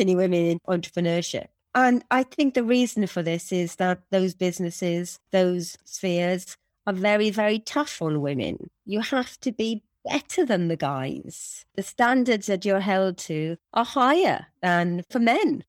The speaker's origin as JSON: {"language": "English", "region": "Wales", "country": "United Kingdom", "said": "I'm a Welsh woman that's five foot tall."}